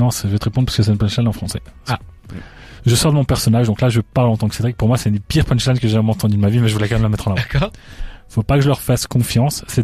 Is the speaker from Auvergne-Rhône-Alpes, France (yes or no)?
no; Paris, Île-de-France, France; Ouais, je suis parisien. J'ai commencé à au vu de la vieille. Hein, je distribuais mes CD dans les rues à Paris.